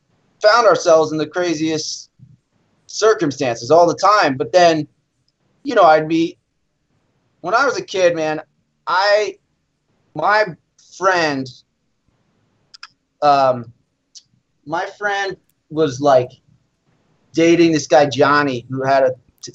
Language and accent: English; East Coast, United States; I'm from the East Coast, so you know, I grew up on